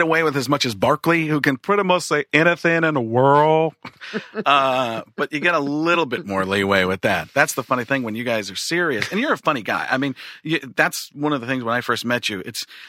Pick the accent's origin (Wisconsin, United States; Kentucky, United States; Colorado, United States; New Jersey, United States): Wisconsin, United States; also born or lived in Chicago; I grew up in Wisconsin